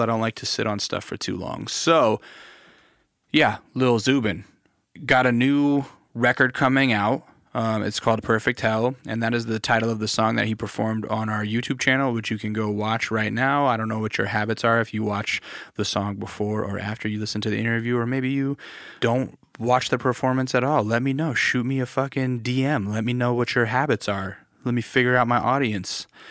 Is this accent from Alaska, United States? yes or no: yes; Alaska, United States; I grew up in Alaska